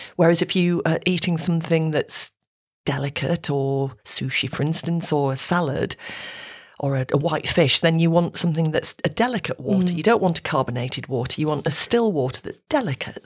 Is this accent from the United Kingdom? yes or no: yes; Yorkshire Dales, Yorkshire and the Humber, United Kingdom; moved away; I'm from the Yorkshire Dales area, and the water up there is so good.